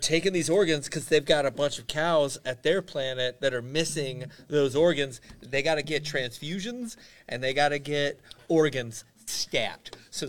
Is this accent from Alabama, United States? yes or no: yes; Alabama, United States; I'm from Alabama.